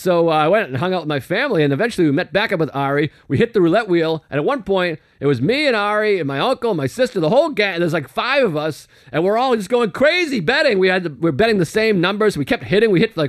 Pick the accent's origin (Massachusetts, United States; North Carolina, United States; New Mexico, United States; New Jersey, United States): Massachusetts, United States; Boston; moved away; we drive up to Beantown. Now, that's my hometown, of course.